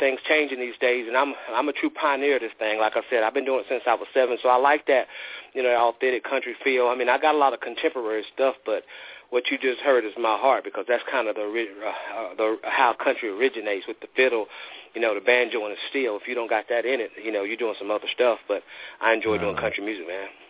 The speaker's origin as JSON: {"language": "English", "region": "the South", "country": "United States", "said": "I'm from the South"}